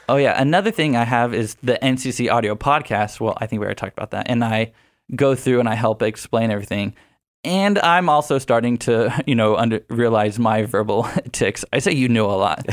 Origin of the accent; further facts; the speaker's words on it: Houston, Texas, United States; moved away as an adult; also born or lived in San Marcos, Texas; now in San Diego, United States; I'm from Houston, Texas